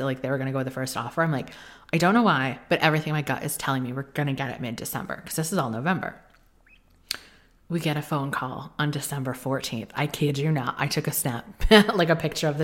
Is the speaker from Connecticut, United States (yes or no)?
yes; Connecticut, United States; in the state of Connecticut, which is where we moved, not my hometown, it's the town over